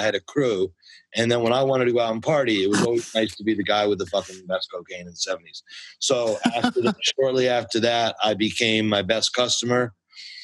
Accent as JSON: {"language": "English", "country": "United States", "tie": "born or raised there", "also_born_or_lived": "New Jersey / Connecticut / Westchester / Bronx, New York", "moved": "as an adult", "lives_now": "Los Angeles, United States", "said": "My family comes from the Bronx, which is an important part of my story. And although I always grew up as a kid in Jersey and Connecticut and Westchester, the Bronx always pulled me back"}